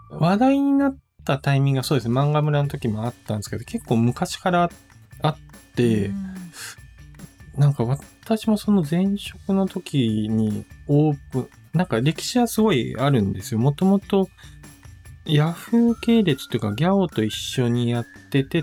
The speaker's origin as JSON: {"language": "Japanese", "region": "Osaka", "country": "Japan", "tie": "born or raised there"}